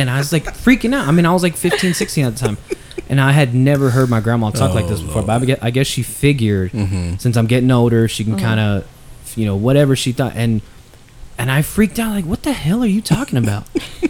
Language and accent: English; Texas, United States; being from Texas, it's so much ingrained with everybody.